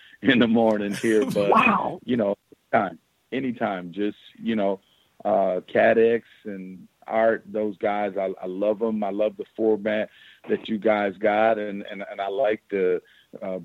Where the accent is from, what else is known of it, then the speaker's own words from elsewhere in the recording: the South, United States; moved away; I come from the South